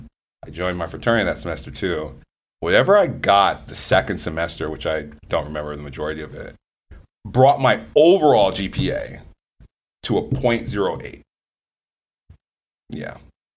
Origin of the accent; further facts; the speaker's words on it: Nigeria; I said, I'm super Nigerian, man. My parents would literally bury me in the backyard if I came back.